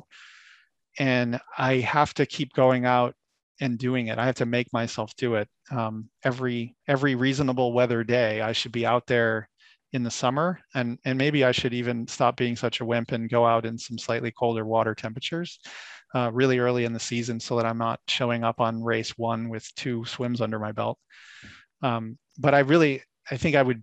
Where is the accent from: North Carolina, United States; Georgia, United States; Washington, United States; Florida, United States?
Florida, United States; moved away; I grew up in Florida.